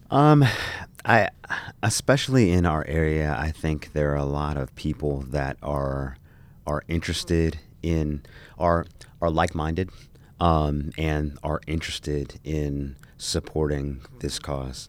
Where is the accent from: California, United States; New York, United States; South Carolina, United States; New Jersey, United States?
New Jersey, United States; I grew up in New Jersey.